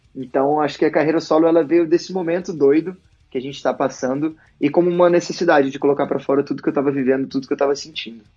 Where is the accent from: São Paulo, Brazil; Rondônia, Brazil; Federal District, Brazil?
Federal District, Brazil; Brasília; Eu sou de Brasília